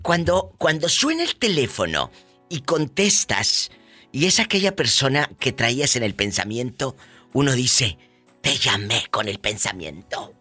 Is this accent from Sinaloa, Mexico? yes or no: no; Matamoros, Tamaulipas, Mexico; porque yo soy de Matamoros, Tamaulipas